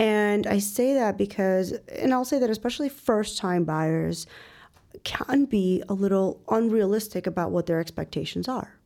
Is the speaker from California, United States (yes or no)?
no; Northwest Suburbs of Chicago, Illinois, United States; also born or lived in Ukraine; now in Chicago, United States; eventually moved out to the Northwest Burbs. where I actually spent most of my childhood, uh, early adulthood